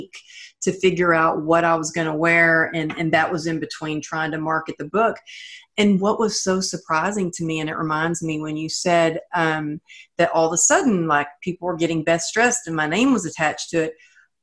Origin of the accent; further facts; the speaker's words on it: Texas, United States; I'm from Texas